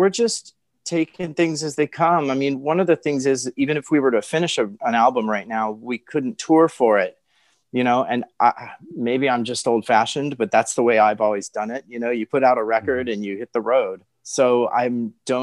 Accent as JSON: {"language": "English", "region": "Hawaii", "country": "United States", "tie": "born or raised there", "said": "I was born in Hawaii"}